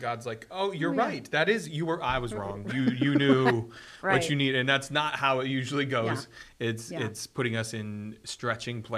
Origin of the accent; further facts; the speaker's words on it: Michigan, United States; now in Texas, United States; I grew up in Michigan